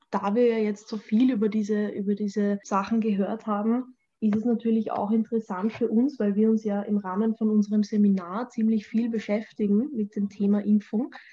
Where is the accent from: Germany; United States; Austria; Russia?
Austria; bei uns in Österreich